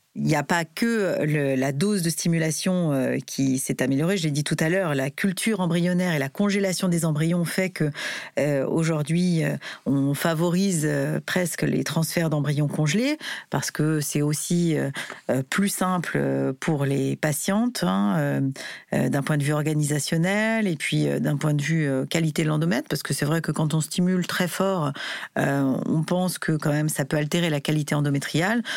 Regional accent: France; en tant que Français

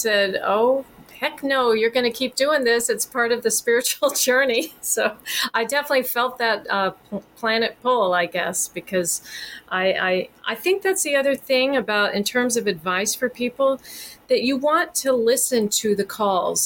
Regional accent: Texas, United States; moved away as an adult; I grew up in Texas and left when I was 18, never lived there again

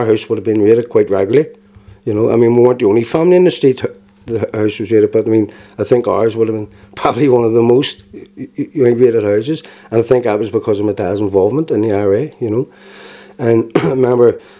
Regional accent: Belfast, Northern Ireland, United Kingdom; also born or lived in Turf Lodge, Belfast; I was born in Spring Hill, 1978

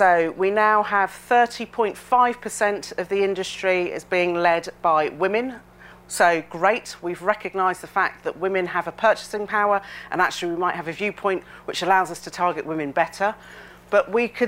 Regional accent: Reading, South East England, United Kingdom; when I was growing up, I'm a girl of the 70s, growing up in Reading

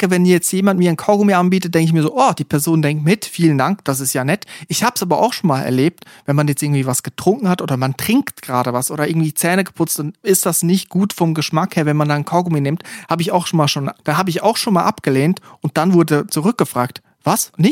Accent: Siegerland, North Rhine-Westphalia, Germany; Wie man bei uns im Siegerland sagt, Bombchen

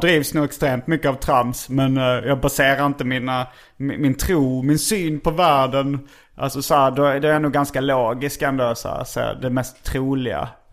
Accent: Hjärup, Skåne, Sweden; jag kom från Hjärup

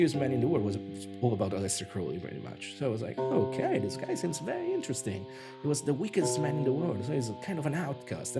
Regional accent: Rome, Lazio, Italy; being an Italian, born and bred in Rome

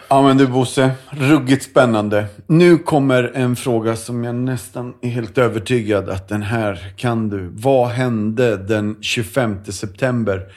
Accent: Ljusfallshammar, Östergötland, Sweden; Där växte jag upp.

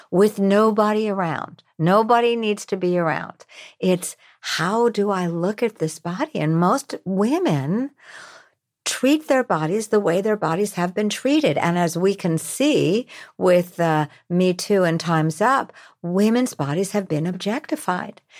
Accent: New York, United States; I'm from New York.

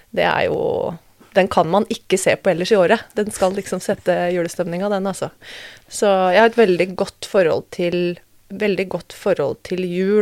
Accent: Norway; Født og oppvokst i Norge

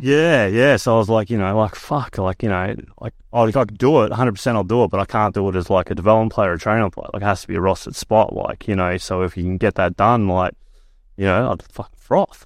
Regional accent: Perth, Western Australia, Australia; also born or lived in Kalgoorlie; moved to Perth, Morley, a Morley boy the rest of my life

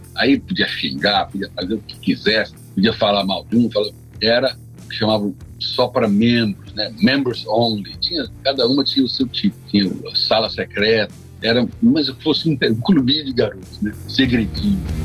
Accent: Brazil; sou do Brasil

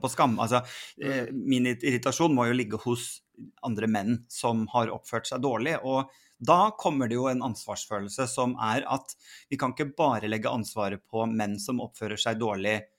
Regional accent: Sandefjord, Vestfold, Norway; Jeg vokste da opp i, i Sandefjord

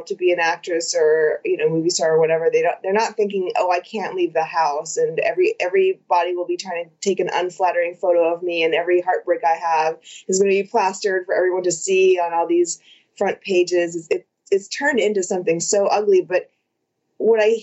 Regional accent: Texas, United States; also born or lived in San Francisco Bay Area, California; now in Los Angeles, United States; I was born in Texas, and then I lived in the Bay Area for a billion years, and then I just moved here about 6 years ago

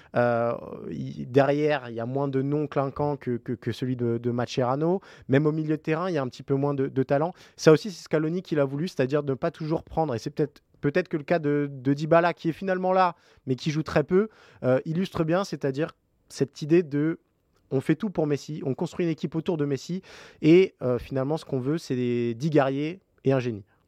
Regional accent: France; nous en tant que Français

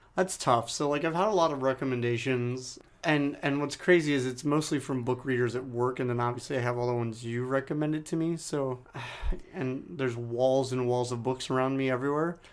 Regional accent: San Diego, California, United States; growing up in San Diego, obviously, the, the home of Doctor Seuss

